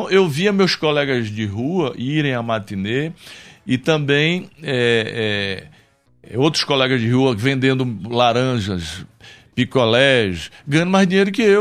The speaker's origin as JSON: {"language": "Portuguese", "town": "Santana dos Garrotes", "region": "Paraíba", "country": "Brazil", "tie": "born there", "said": "eu nasci pobre, eu nasci na favela, eu nasci lá em Santana dos Garrotes, na Paraíba"}